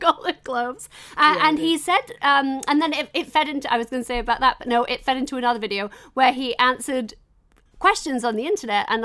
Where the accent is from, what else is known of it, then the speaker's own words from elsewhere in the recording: England, United Kingdom; I'm English